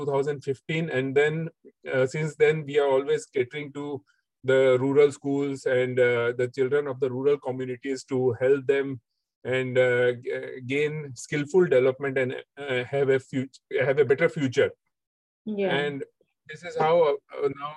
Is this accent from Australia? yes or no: no; Mumbai, Maharashtra, India; also born or lived in Dubai; back at our home in Mumbai with my parents